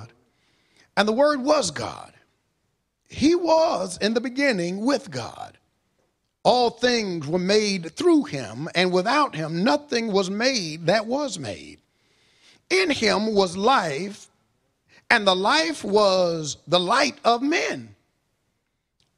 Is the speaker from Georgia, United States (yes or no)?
yes; Monroe, Georgia, United States; I was born and raised in Walton County in Monroe, Georgia